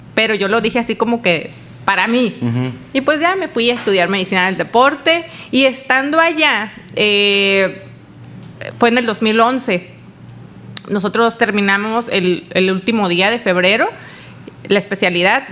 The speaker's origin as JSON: {"language": "Spanish", "town": "Tijuana", "region": "Baja California", "country": "Mexico", "also_born_or_lived": "Mérida", "said": "Yo soy aquí de, yo nací en Tijuana"}